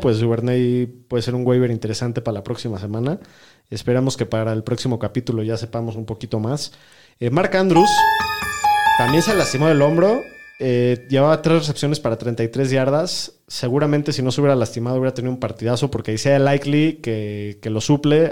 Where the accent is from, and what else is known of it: Mexico